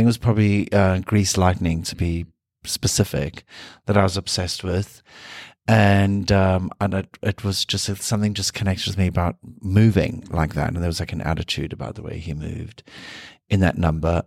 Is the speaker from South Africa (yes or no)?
yes; South Africa; moved away; being South African